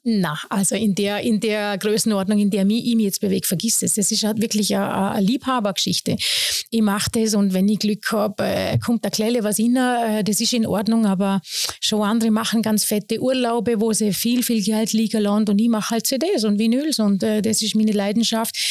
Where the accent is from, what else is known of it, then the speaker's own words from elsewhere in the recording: Bregenz, Vorarlberg, Austria; also born or lived in Lustenau, Vorarlberg; ich bin ja als Seebrünstlerin aufgewachsen